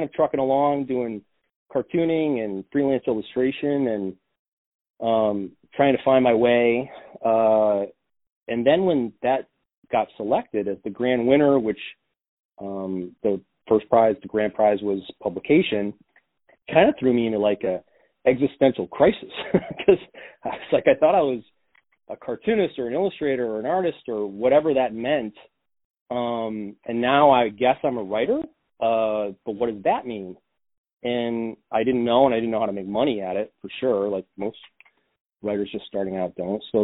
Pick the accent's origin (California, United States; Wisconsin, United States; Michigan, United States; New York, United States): New York, United States; I came home to my hometown in New York